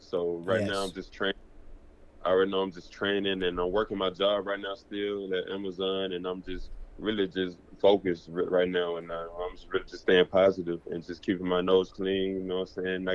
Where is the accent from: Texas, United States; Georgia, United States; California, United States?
Georgia, United States; I'm from Georgia